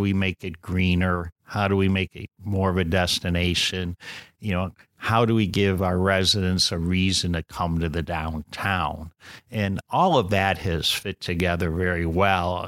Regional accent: Riverside, Illinois, United States; now in Wheaton, United States; I grew up in Riverside

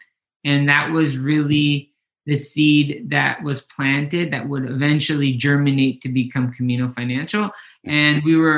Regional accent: Mazatlan, Sinaloa, Mexico; moved away as an adult; My mom decided to pack her bags and move back to Mexico. And so Kenny and I grew up in Mazatlan, Sinaloa, which is on the Pacific coast.

